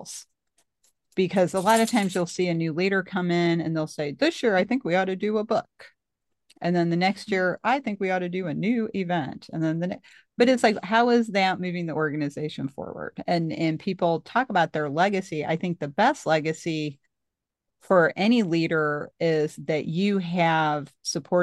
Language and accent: English; Missouri, United States; I'm from Missouri